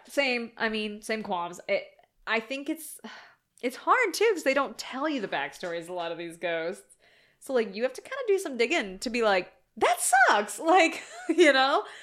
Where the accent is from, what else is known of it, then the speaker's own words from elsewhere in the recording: Ohio, United States; I'm from Ohio